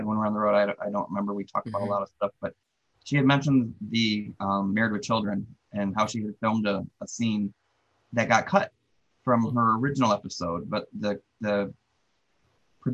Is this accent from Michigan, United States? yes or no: yes; Detroit, Michigan, United States; I'm from Detroit